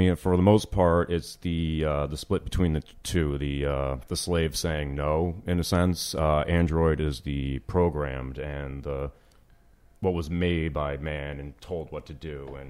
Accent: Yonkers, New York, United States; I'm just a painter from New York, originally Yonkers, New York.

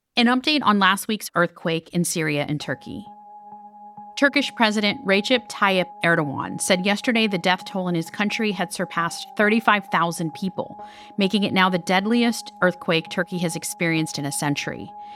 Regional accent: Miami, Florida, United States; I've been hosting from my hometown of Miami for much of the last few weeks

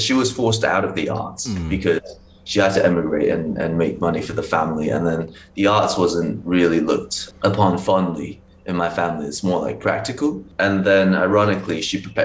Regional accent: China; moved away; so I was born in China

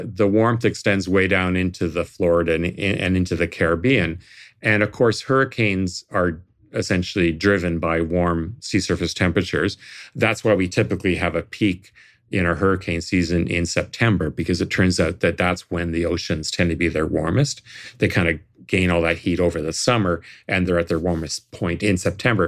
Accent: Toronto, Ontario, Canada; now in Nova Scotia, Canada; I come from Toronto, which has a lot of thunderstorms

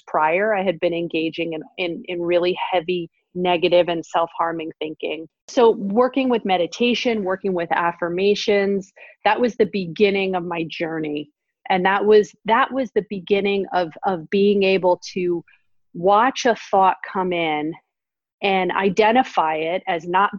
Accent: New York City, New York, United States; moved away as an adult; now in Northern California, United States; I grew up in Manhattan and am definitely a New Yorker at heart for life, even though I live in Northern California now

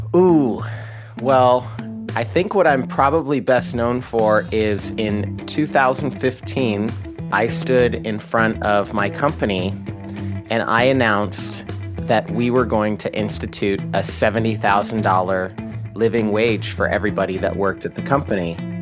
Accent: Idaho, United States; now in Seattle, United States; I grew up in Idaho, in a conservative Christian family

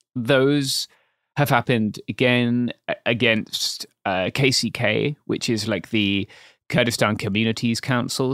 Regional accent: England, United Kingdom; as a Englishman

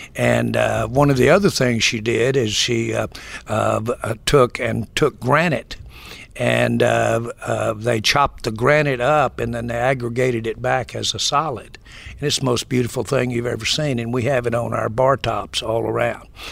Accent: Arkansas, United States; moved away as an adult; growing up in Arkansas

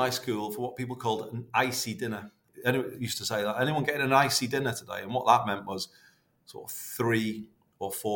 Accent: Liverpool, North West England, United Kingdom; also born or lived in Greater Manchester; my mum and dad both being from Liverpool. I was born in Liverpool, even though I'm the mayor of Greater Manchester

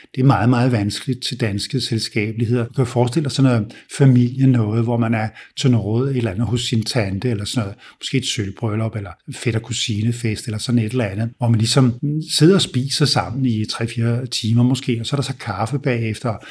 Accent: Denmark; also born or lived in United States; da jeg var ung herhjemme

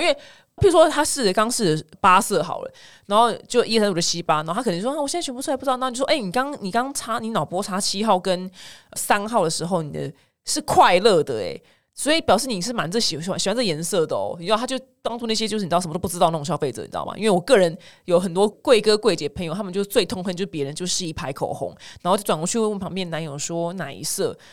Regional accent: Taiwan; 我们台湾人

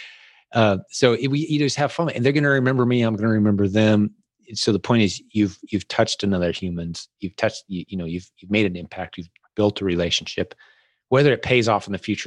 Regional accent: United States; I'm known as the American when I come in.

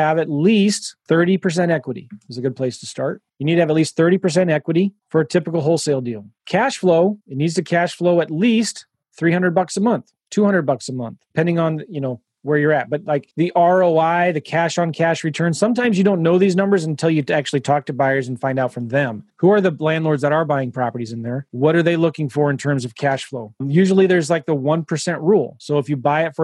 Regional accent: San Diego, California, United States; moved away; I'm from San Diego. My mom still lives there.

